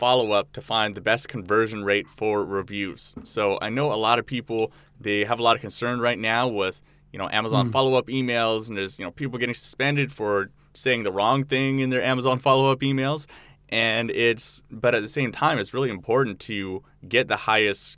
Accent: Canada; now in Bali, Indonesia; my home country of Canada

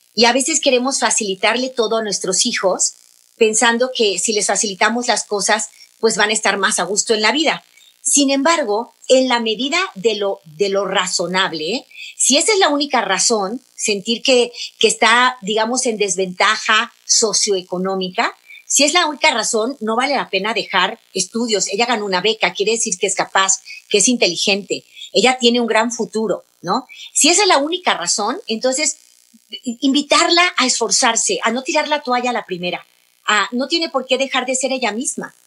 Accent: Mexico; mi país, México

